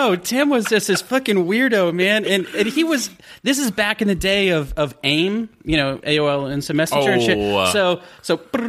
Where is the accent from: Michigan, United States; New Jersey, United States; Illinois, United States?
Michigan, United States; Grayling; I'm from the mitten. I'm from almost at the top of the mitten.